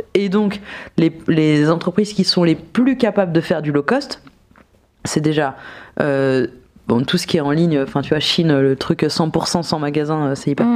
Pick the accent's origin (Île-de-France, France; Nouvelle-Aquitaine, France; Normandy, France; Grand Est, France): Grand Est, France; Nancy; j'ai grandi à Nancy